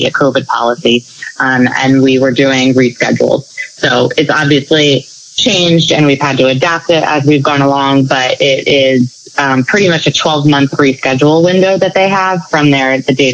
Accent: Annapolis, Maryland, United States; I grew up in Annapolis

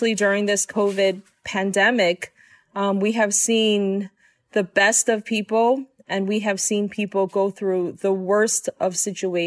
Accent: New York City, New York, United States; I was born and raised in Queens, New York.

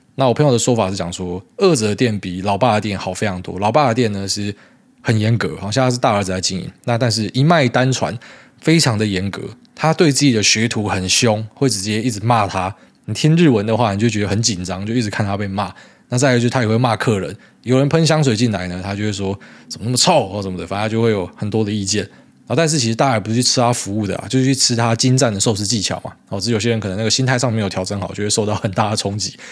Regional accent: Taiwan; 我们是台湾人

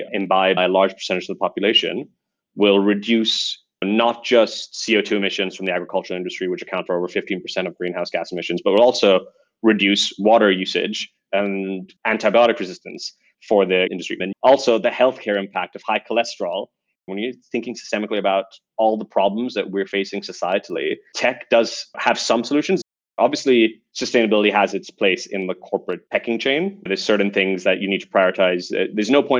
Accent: Dubai, United Arab Emirates; moved away as an adult; also born or lived in United Kingdom; now in Singapore; I remember summers when I was growing up in Dubai were getting longer and hotter and hotter.

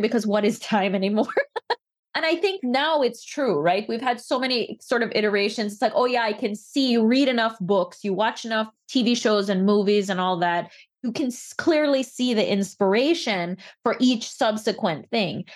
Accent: Belize; now in United States; I grew up in Belize

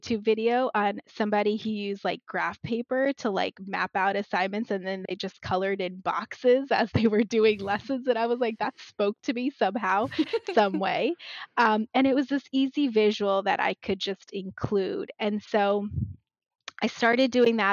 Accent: Maryland, United States; now in New Jersey, United States; I was born and raised in Maryland, but I'm in New Jersey

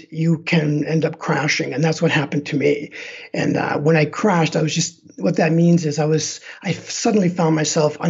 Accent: Canada; moved away as an adult; now in Denver, United States; my hometown back in Canada

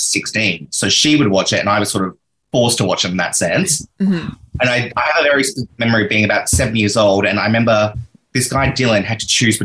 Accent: Australia; accent: Australian; I'm in Australia

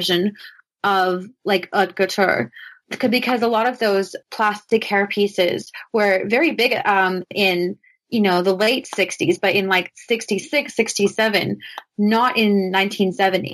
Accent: Nova Scotia, Canada; I'm from Nova Scotia, which is pretty much the Pennsylvania of Canada

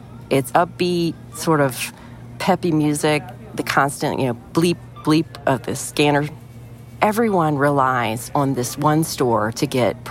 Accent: the South, United States; I'm from the South

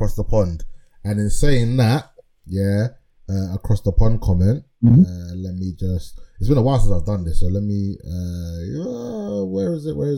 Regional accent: Ghana; I am a Ghanaian

